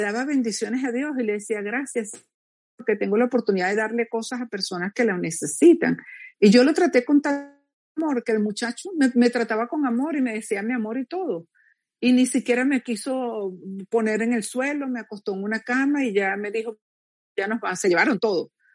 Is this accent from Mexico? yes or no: no; Venezuela; moved away as an adult; a los pocos meses me fui de Venezuela